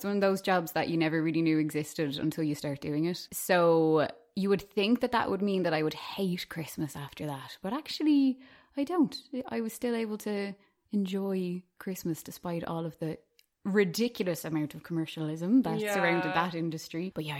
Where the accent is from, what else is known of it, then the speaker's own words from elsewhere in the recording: Malahide, Leinster, Ireland; also born or lived in London; So I actually grew up in Malahide, which, to be honest, like, the Malahide accent is a very non-accent anyway.